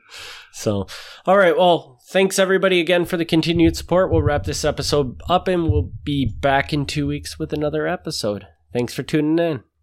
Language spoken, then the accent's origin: English; Kaukauna, Wisconsin, United States; born or raised there